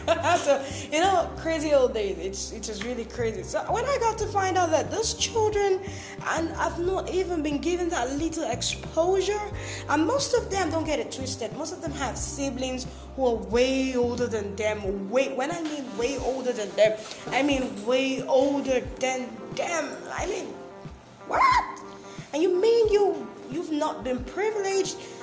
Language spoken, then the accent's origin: English; Bakassi, Cross River, Nigeria; I'm from Cross River State. I'm a native of Bakassi local government area